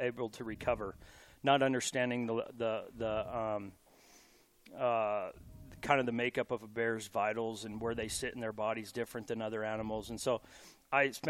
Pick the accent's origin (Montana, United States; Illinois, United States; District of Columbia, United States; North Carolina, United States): Montana, United States; Butte; I was born and raised in Butte and cut my teeth hunting and fishing in the Big Hole River, Big Hole Valley and all around Southwest Montana.